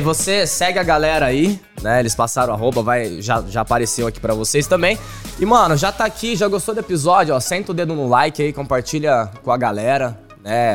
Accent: Ribeirão Preto, São Paulo, Brazil; moved away; eu sou de Ribeirão Preto

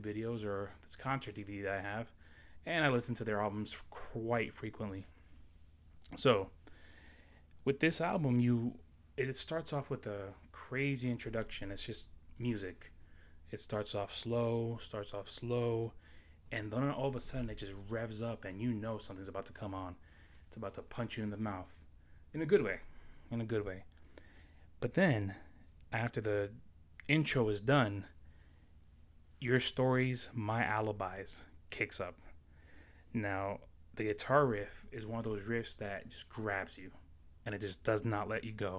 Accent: New York City, New York, United States; moved away as an adult; also born or lived in Florida; now in South Carolina, United States; I was born and raised in New York City, Astoria, Queens, to be exact. I left there when I was 19 years old, and I moved down to Florida

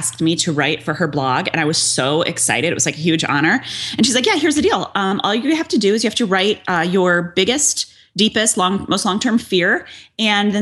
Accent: Barrington, United States; I live in my hometown

